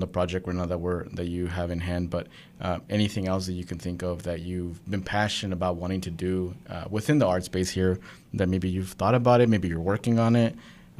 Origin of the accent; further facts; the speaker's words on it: Arkansas, United States; They just think that because we're from Arkansas